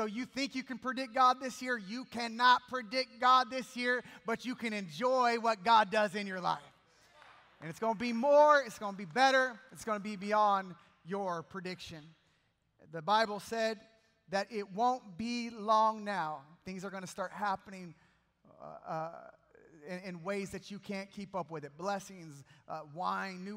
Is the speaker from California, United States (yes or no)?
yes; Bakersfield, California, United States; I'm from Bakersfield, California